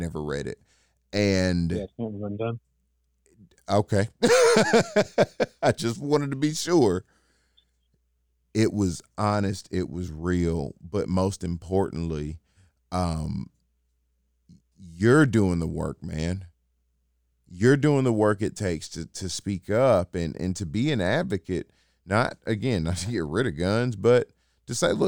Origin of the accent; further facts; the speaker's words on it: Atlanta, Georgia, United States; I'm still from Atlanta